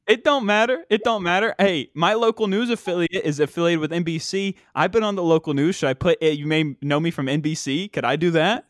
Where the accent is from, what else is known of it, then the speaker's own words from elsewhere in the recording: West Virginia, United States; we don't have professional sports in West Virginia